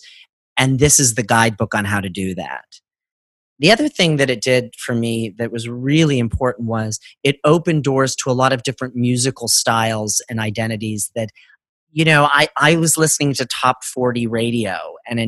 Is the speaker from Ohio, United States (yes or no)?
yes; Northeast Ohio, United States; I was Catholic and growing up in Northeast Ohio